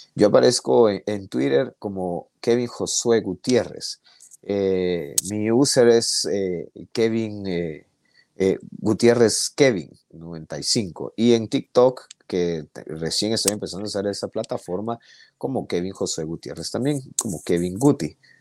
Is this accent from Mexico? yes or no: no; Guatemala; somos nosotros los guatemaltecos